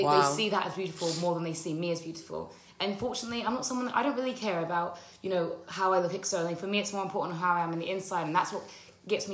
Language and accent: English; United Kingdom; I grew up in just outside of London in a predominantly white area